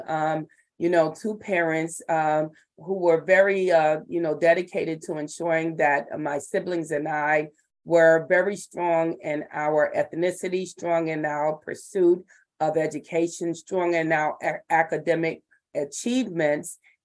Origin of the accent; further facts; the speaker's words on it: Fishkill, New York, United States; moved away as an adult; now in Brooklyn, United States; I grew up in Fishkill, New York.